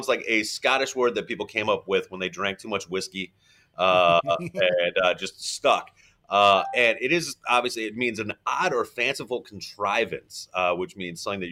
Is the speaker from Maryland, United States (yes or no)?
yes; Baltimore, Maryland, United States; I'm from Baltimore